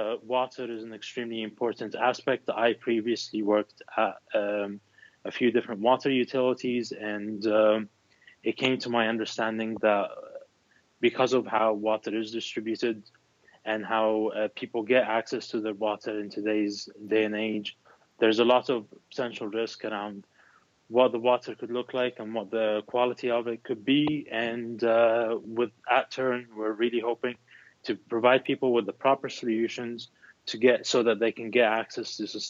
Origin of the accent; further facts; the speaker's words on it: Philadelphia, Pennsylvania, United States; Yeah, that is correct. I'm from Philadelphia.